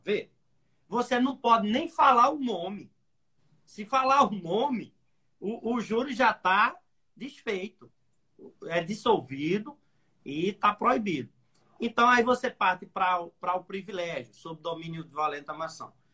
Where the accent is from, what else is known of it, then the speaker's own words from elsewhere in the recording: Pernambuco, Brazil; now in Recife, Brazil; Eu sou aqui do Nordeste, Sou de uma cidadezinha bem pequenininha, 20 mil habitantes aqui no interior de Pernambuco. Vim estudar na capital e por aqui fiquei